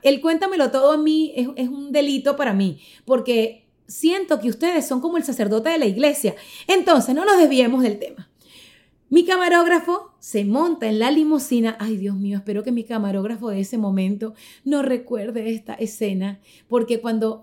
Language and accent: Spanish; Caracas, Capital District, Venezuela; soy venezolana, caraqueña